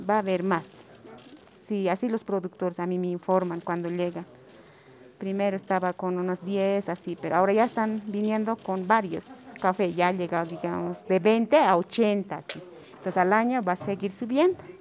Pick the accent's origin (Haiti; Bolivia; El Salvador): Bolivia